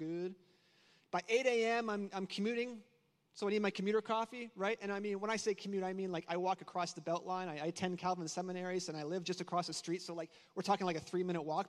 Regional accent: Canada; moved away; I'm also Canadian, so if I say a few words kind of funny

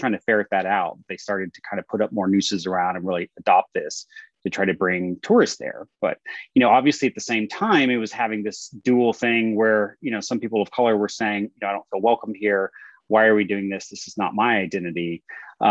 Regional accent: Texas, United States; now in California, United States; I'm from Texas originally, not from this area.

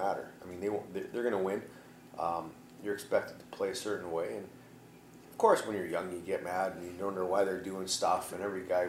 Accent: Edmonton, Alberta, Canada; I grew up in Edmonton watching him

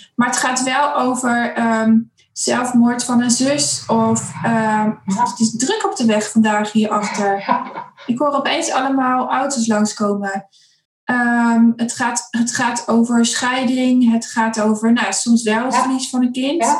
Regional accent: Zutphen, Gelderland, Netherlands; also born or lived in Winterswijk; ik kom uit Winterswijk. Ik, daar ben ik geboren, ik ben er niet opgegroeid. Uh, ik ben opgegroeid in Zutphen

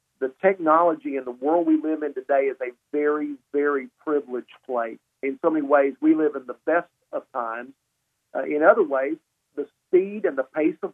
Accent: Columbus, Mississippi, United States; I was raised in Columbus, Mississippi. My dad was Air Force. He retired when I was 10.

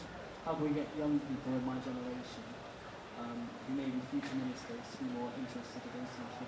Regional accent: North East, North East England, United Kingdom; I'm 16 years old, I come from North East

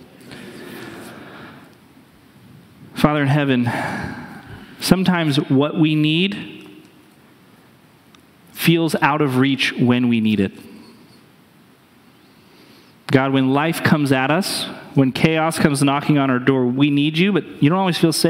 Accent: New Hampshire, United States; moved away; I grew up in New Hampshire, and our mascot of my high school was a wolf

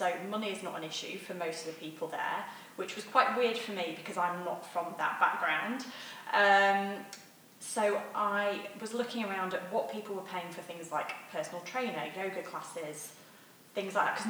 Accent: England, United Kingdom; He's like a maths nerd. I'm English girl.

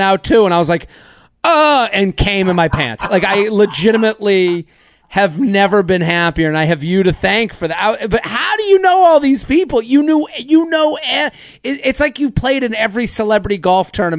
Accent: Needham, Massachusetts, United States; I'm from Needham, outside of Boston

